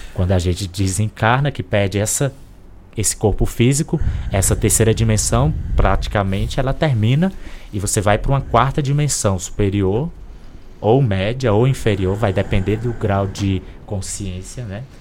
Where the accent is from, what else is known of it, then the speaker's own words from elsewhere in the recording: Corrente, Piauí, Brazil; Eu encarnei numa família de uma cidadezinha chamada Corrente Piauí